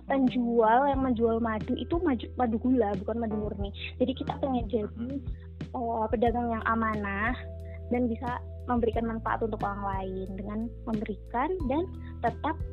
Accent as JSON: {"language": "Indonesian", "town": "Pare", "region": "East Java", "country": "Indonesia", "said": "Uh, aku dari Pare, Kediri, Jawa Timur."}